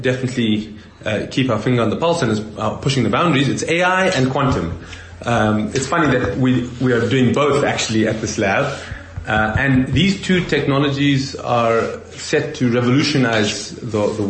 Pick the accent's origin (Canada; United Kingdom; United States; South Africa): South Africa; as a South African